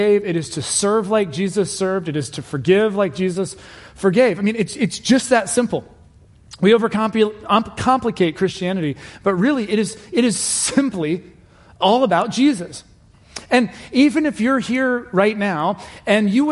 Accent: Cincinnati, Ohio, United States; I grew up in Cincinnati, Ohio

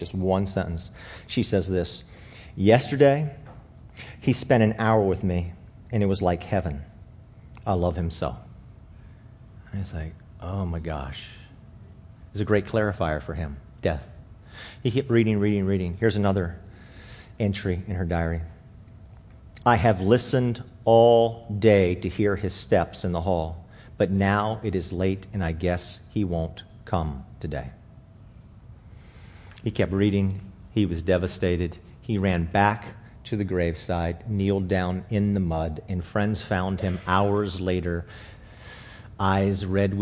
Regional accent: Alexandria, Virginia, United States; I was born in Alexandria

